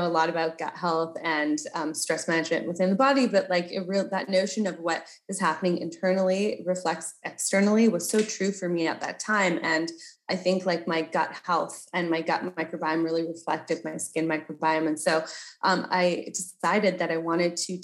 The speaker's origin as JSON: {"language": "English", "country": "Canada", "said": "I'm Canadian. So I grew up really in nature."}